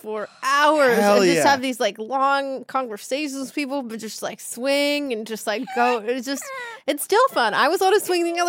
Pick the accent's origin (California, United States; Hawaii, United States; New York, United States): California, United States; Way to make me feel bad for being a Californian.